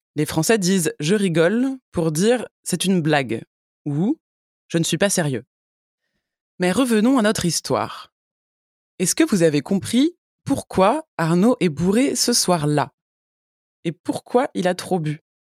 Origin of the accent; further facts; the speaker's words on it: France; Je suis française